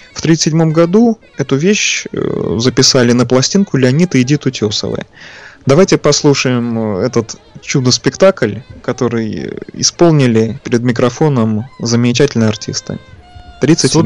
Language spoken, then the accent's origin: Russian; Saint Petersburg, Russia; born or raised there